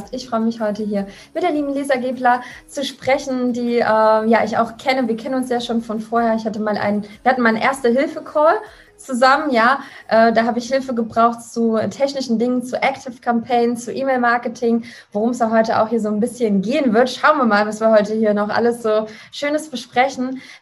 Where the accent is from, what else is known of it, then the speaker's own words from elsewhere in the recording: Leipzig, Saxony, Germany; Ich bin zwar nicht geboren in Leipzig, aber aufgewachsen.